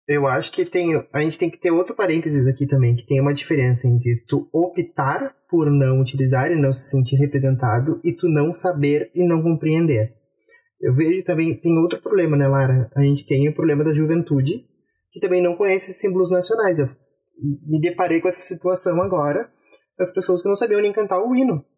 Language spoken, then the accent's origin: Portuguese; Brazil; a gente é brasileiro